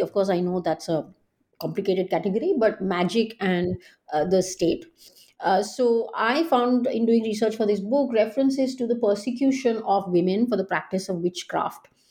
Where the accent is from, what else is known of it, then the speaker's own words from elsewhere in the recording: India; moved away; growing up in India